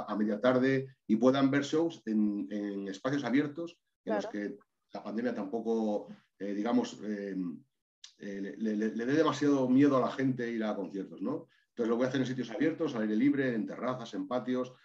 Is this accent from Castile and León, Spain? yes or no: yes; Maragatería, Castile and León, Spain; muchísimos vínculos con mi tierra, que es Maragatería